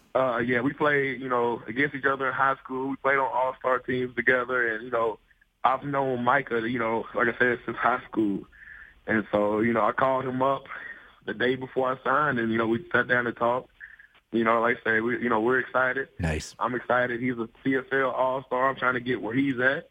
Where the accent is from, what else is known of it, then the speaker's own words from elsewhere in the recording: Kentucky, United States; moved away; I'm from Kentucky